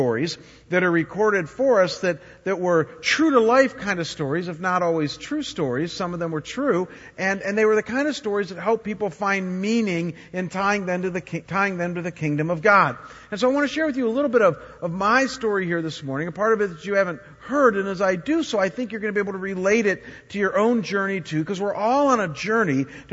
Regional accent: Chagrin Falls, Ohio, United States; also born or lived in Cleveland, Ohio; when I was about 7 years old, my parents found a beautiful little town about 35 miles outside of Cleveland called Chagrin Falls, Ohio.

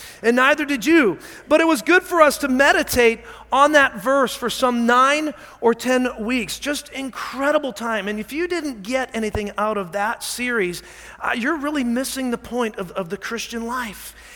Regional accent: Scotland, United Kingdom; I am Scottish

